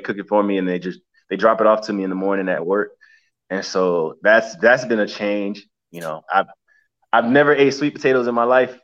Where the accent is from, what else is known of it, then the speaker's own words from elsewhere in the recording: Hialeah, Florida, United States; I grew up in Hialeah